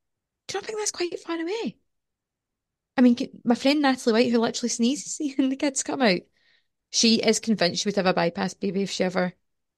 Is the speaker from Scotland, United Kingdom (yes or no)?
yes; Irvine, Scotland, United Kingdom; born there; So I was driving through Irvine of all places on Saturday en route to Marks and Spencer's, and I was born in Irvine.